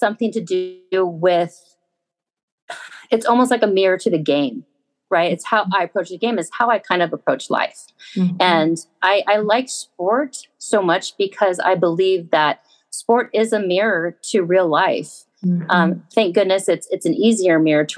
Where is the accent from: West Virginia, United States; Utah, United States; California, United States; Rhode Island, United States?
California, United States; Southern; Grew up in Southern California